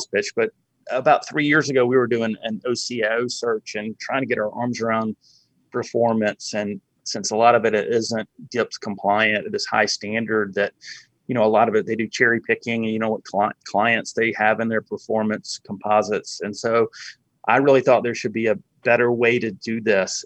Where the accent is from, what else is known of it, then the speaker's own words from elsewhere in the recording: Montgomery, Alabama, United States; I grew up in Montgomery, Alabama